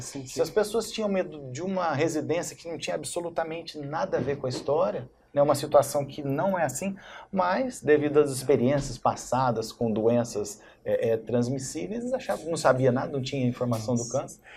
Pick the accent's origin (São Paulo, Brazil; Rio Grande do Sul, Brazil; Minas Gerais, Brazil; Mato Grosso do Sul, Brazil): São Paulo, Brazil; Barretos; also born or lived in São José do Rio Preto; eu sou de Barreto, assim, de Barreto desde essa dessa idade de três anos